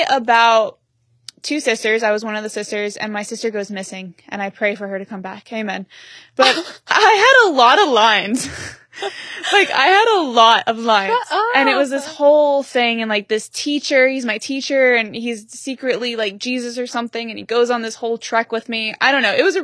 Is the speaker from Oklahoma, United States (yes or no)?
yes; Oklahoma, United States; moved away as an adult; now in Los Angeles, United States; I grew up in Oklahoma, never really experienced anything else than Oklahoma